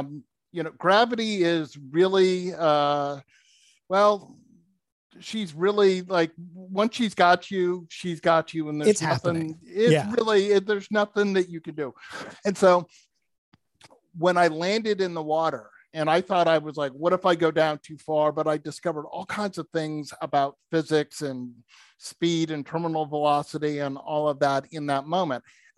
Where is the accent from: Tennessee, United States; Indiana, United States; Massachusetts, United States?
Massachusetts, United States; First of all, growing up, I grew up in outside of Boston, Massachusetts.